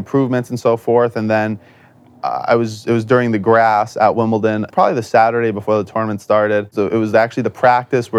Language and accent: English; Chepachet, Rhode Island, United States; I'm from Chepachet